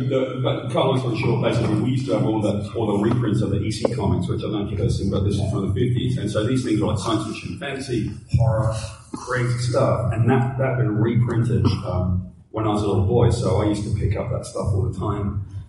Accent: United Kingdom; One of the things with me is so growing up in Great Britain, we're not worried about horror.

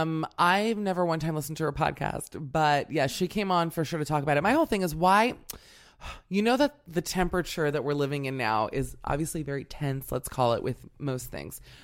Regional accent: Miami, Florida, United States; I'm from Miami, but I came from a Burger King family

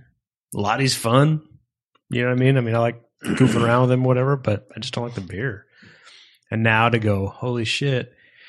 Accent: Bakersfield, California, United States; a guy who's born and raised in Bakersfield, who loves Bakersfield businesses

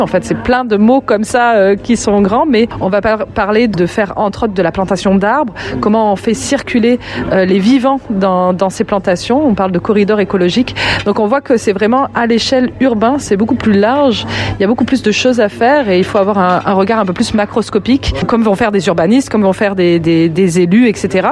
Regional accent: France; moved away as an adult; also born or lived in Lyon, France; now in Quebec City, Canada; je suis française d'origine. J'ai eu tout un parcours dans le monde de l'audiovisuel euh, pendant très longtemps à Lyon

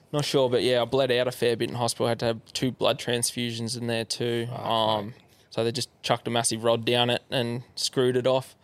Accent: Yarra Valley, Victoria, Australia; so I grew up in Yarra Valley, just um, yeah, east of Melbourne

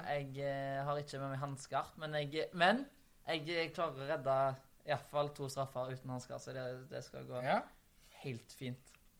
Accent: Haugesund, Rogaland, Norway; moved away; hjemme i Haugesund

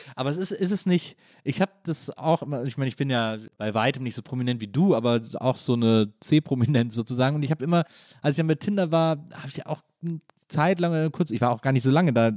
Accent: Wesseling, North Rhine-Westphalia, Germany; ich bin in Wesseling groß geworden zwischen Köln und Bonn

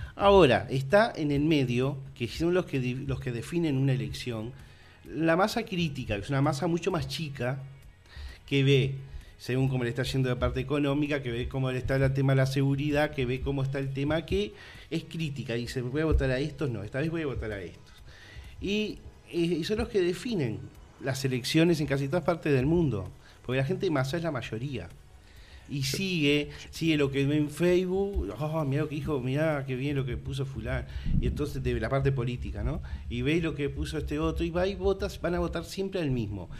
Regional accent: Uruguay

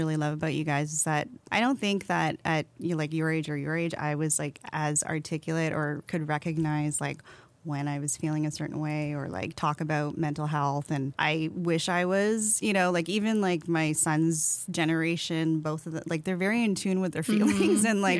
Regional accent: Philippines; I'm Filipino. So like in our culture, we just don't talk about feelings and like you don't question anything that they say.

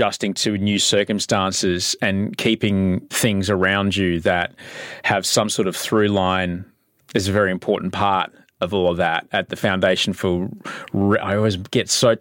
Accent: Queensland, Australia; I grew up in Queensland

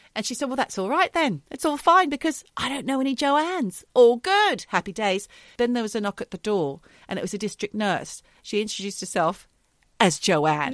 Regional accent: Australia; moved away; We're Australian, but we both live in different countries now.

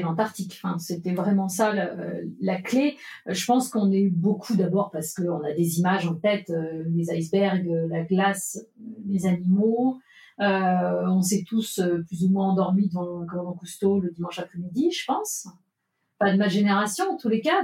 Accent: Nantes, Pays de la Loire, France; Je suis née à Nantes

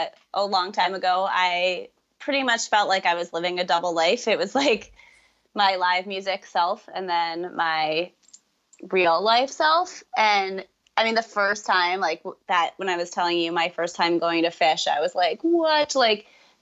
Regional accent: Ringwood, New Jersey, United States; now in Vermont, United States; I'm from Ringwood, New Jersey

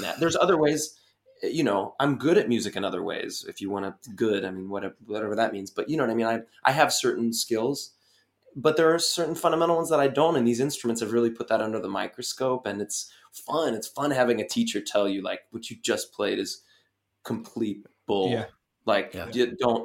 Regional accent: United States; me as an American

